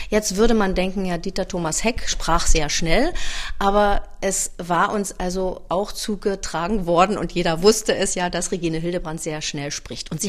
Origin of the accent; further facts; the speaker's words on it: Berlin, Germany; now in Wildau, Germany; Ich bin ja eigentlich Berlinerin waschechte Berlinerin und ich bin, was das Eiskunstlaufen betrifft, auch die einzige Berlinerin, die diesen Titel, den Weltmeistertitel, nach Berlin geholt hat. Aber ich bin 2006 der Liebe wegen nach Wildau gezogen